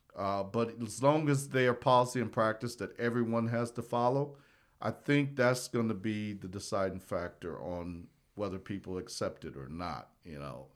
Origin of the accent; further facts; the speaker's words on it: South Bend, Indiana, United States; moved away as an adult; also born or lived in Hutchinson, Kansas; I'm from South Bend, Indiana